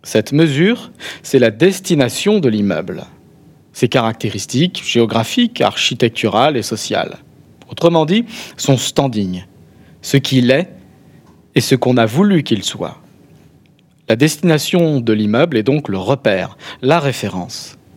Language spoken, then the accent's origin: French; Béziers, Occitania, France; vous êtes de Limoges, moi je suis de Béziers, hein, vous en parlez.